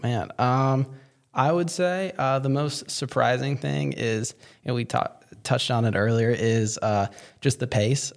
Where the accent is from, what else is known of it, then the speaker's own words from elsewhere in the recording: Fort Worth, Texas, United States; I'm from Fort Worth